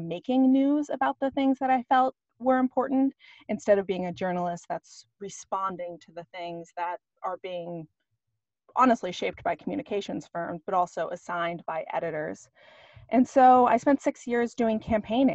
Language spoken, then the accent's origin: English; Ashland, Oregon, United States; moved away as an adult; also born or lived in Walla Walla, Washington; I grew up in Southern Oregon. And it's a little town called Ashland